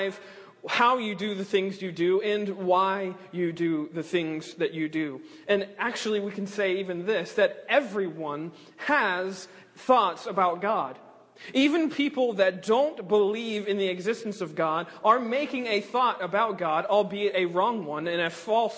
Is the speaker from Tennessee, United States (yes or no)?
no; South Carolina, United States; now in West Palm Beach, United States; I'm originally from South Carolina. My dad's a pastor up in Greenville, South Carolina. He's been there for about almost 30 years now